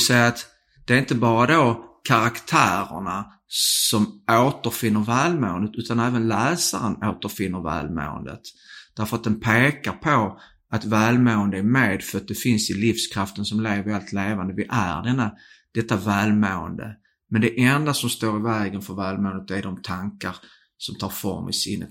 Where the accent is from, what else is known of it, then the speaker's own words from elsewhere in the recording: Skåne, Sweden; accent: bred skånska (broad Scanian); om jag pratar bred skånska